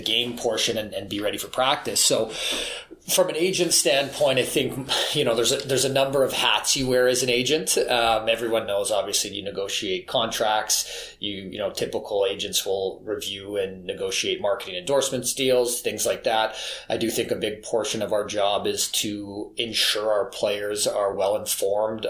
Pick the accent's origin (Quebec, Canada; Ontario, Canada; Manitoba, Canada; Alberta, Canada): Manitoba, Canada; Winnipeg; I'm born and raised in Winnipeg